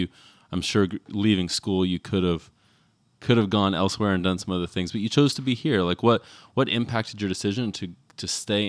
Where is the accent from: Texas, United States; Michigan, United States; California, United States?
Texas, United States; like, gosh, I grew up in Texas. I don't wear boots every day, but I definitely have boots.